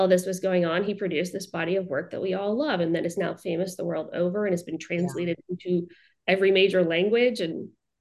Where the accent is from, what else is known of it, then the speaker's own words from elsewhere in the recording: Richmond, Virginia, United States; also born or lived in South Carolina / Auckland, New Zealand; I grew up in Richmond, Virginia, where he is from too